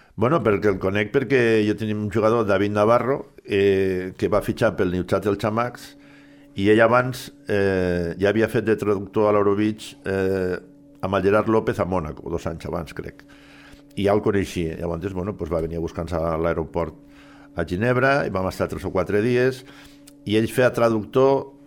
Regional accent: Silla, Valencian Community, Spain; moved away; jo tenia que anar a València, a Silla, al meu poble

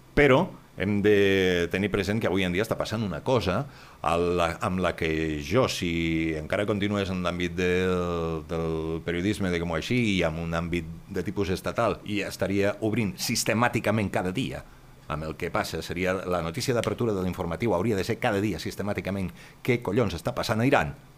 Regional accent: Catalonia, Spain; som catalans

